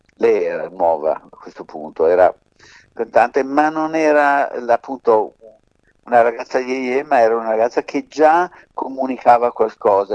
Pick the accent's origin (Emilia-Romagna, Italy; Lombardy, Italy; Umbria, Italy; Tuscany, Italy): Lombardy, Italy; Milan; also born or lived in Sicily; noi siamo di Milano ovvero siamo nati in Sicilia ma siamo milanesi da sempre